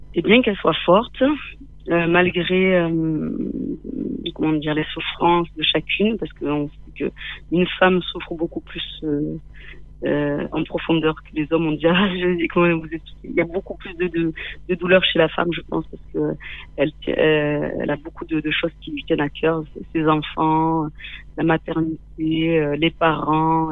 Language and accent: French; Manduel, Occitania, France; also born or lived in Rif Mountains, Morocco / Nîmes; j'ai grandi dans un petit village tout près de nous